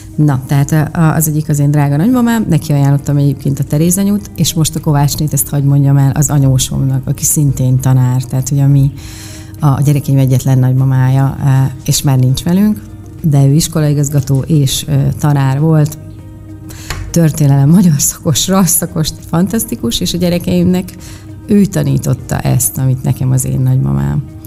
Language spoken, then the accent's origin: Hungarian; Miskolc, Borsod-Abaúj-Zemplén, Hungary; moved away as an adult; also born or lived in Budapest; én egy Diósgyőri panelben nőttem fel, én egy panel proli vagyok